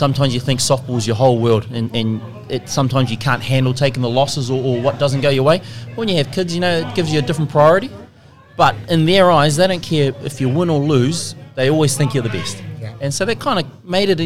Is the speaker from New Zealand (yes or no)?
yes; Auckland, New Zealand; born and bred in West Auckland.